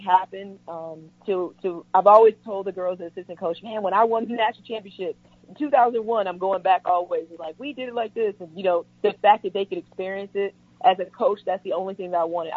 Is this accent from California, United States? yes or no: no; St. Louis, Missouri, United States; moved away; my hometown, St. Louis